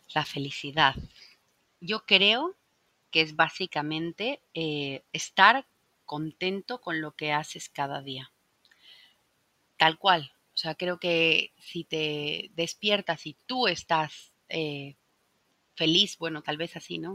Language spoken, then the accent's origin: Spanish; Bolivia; now in Spain; el Salar de Uyuni, que está en mi país